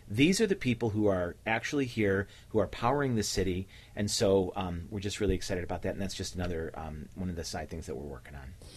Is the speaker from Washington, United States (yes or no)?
no; Cleveland, Ohio, United States; I was uh, born and raised a couple blocks away from here. I was born in the St. Clair Superior community